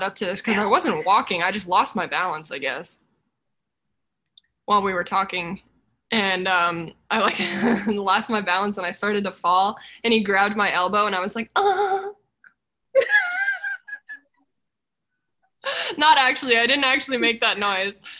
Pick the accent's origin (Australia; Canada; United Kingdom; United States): United States; Colorado; I grew up in Colorado, so it would snow.